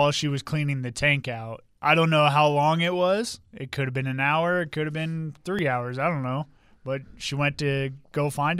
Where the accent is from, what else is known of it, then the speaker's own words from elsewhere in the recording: East Coast, United States; now in Las Vegas, United States; growing up on the East Coast